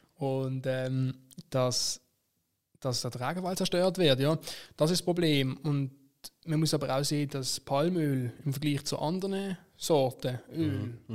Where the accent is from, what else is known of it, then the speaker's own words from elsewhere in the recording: Basel-Stadt, Switzerland; bei uns in Basel-Stadt